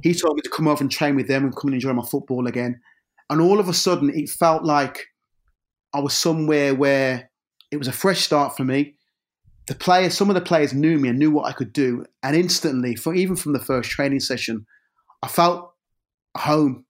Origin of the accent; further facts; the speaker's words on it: Birmingham, West Midlands, United Kingdom; I grew up in a, in an area of Birmingham c, called Lee Bank